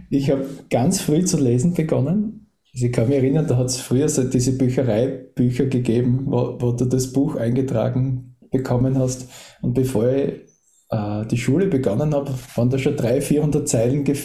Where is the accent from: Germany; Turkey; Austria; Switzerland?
Austria; Das ist fast langweilig, weil ich bin in Österreich geboren und aufgewachsen